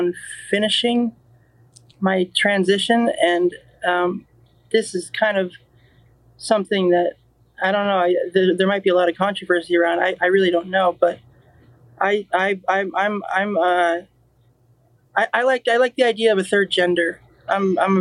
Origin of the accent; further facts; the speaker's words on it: Los Angeles, California, United States; growing up in the Valley